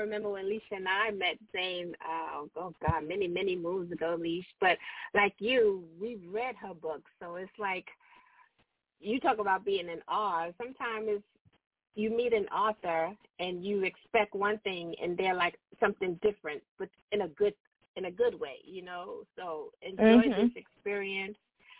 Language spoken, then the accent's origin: English; Gaston, Alabama, United States; I'm from Alabama, from Gaston, Alabama. I'm an Army brat